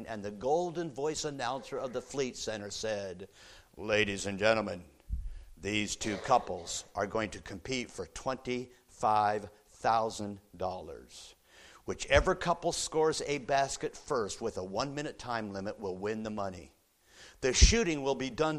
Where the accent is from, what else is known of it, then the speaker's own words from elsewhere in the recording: United States; us Americans